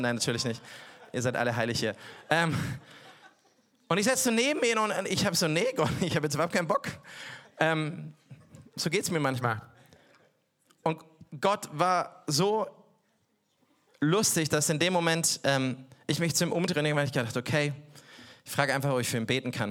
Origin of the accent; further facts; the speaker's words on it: Bavaria, Germany; Ich komme aus Bayern